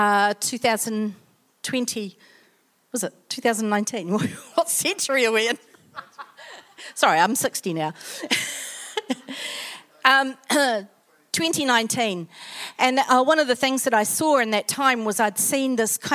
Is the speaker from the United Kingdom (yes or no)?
no; New Zealand; I'm a Kiwi